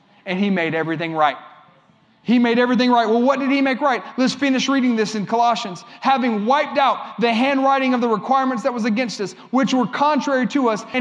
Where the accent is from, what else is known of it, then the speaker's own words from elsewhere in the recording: Columbia, South Carolina, United States; I'm from Columbia. This is where I live